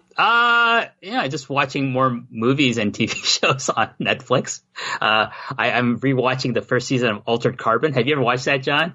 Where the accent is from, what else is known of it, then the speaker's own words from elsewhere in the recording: Toronto, Ontario, Canada; moved away; Toronto. That's my hometown.